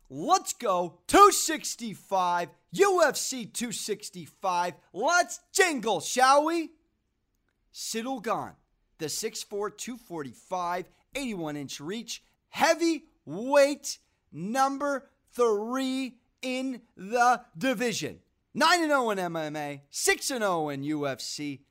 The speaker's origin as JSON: {"language": "English", "country": "United States", "said": "I'm American"}